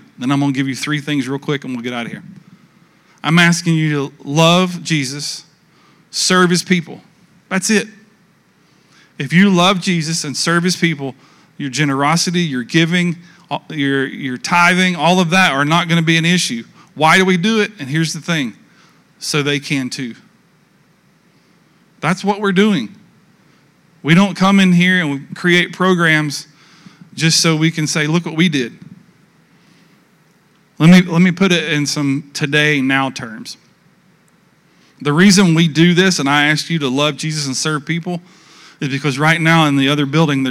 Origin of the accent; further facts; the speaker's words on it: United States; we're from the States